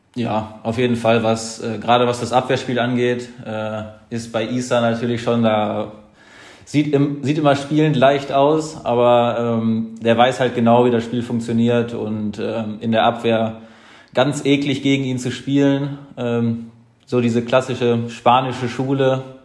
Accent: Lage, North Rhine-Westphalia, Germany; also born or lived in Detmold / Lemgo; also geboren in Detmold, das ist aber alles, äh, sage ich mal, im 15 Minuten Umkreis. Äh, und mein Elternhaus ist in Lage

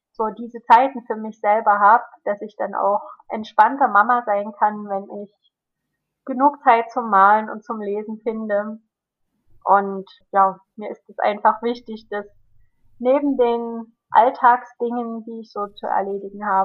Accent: Germany; Ich bin ja ein Kind in der, als Kind in der DDR aufgewachsen und wenn wir da Bücher aus den alten Bundesländern bekommen haben, die waren dann nochmal ein ganz besonderer Schatz.

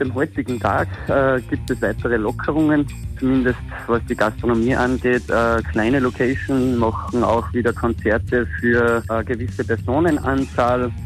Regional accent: Graz, Styria, Austria; Wir kommen aus Stadt Graz, in Österreich bzw. Graz-Wolfsberg.

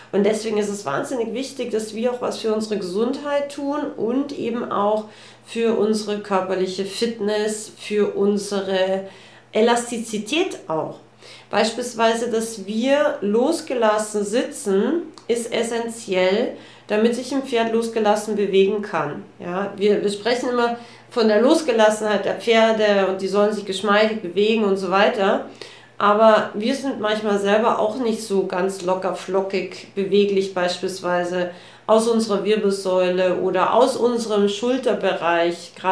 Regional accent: Austria; Äh, bei uns in Österreich gibt so es einen, so einen Spruch, der heißt, ähm, wie der Herr sus gescher.

